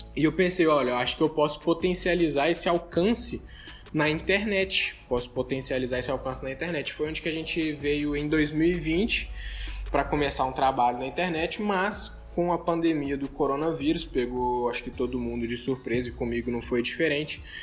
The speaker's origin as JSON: {"language": "Portuguese", "town": "Contagem", "region": "Minas Gerais", "country": "Brazil", "tie": "born or raised there", "also_born_or_lived": "Belo Horizonte", "said": "eu sou aqui de Contagem, Belo Horizonte, né? Eu sou, eu sou dessa, eu nasci em Belo Horizonte, vim para Contagem"}